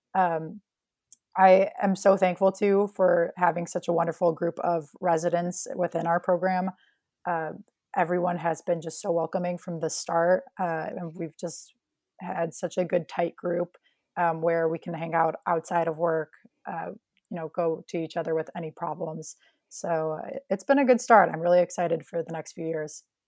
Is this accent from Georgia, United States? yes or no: no; Chicago, Illinois, United States; I was born in Chicago and grew up just outside of the city